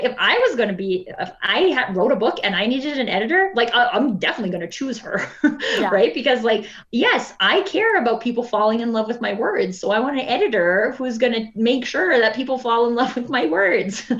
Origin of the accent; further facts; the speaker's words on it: Alberta, Canada; we're both from Alberta